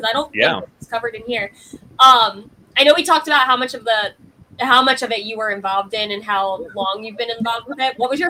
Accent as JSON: {"language": "English", "town": "Philadelphia", "region": "Pennsylvania", "country": "United States", "tie": "born or raised there", "said": "I grew up in the Philly area as well"}